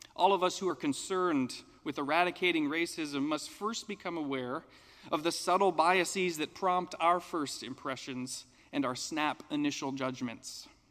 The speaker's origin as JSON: {"language": "English", "country": "United States", "said": "as an American"}